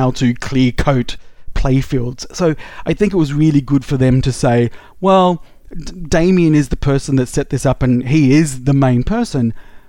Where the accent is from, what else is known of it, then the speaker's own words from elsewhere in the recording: Australia; I'm Australian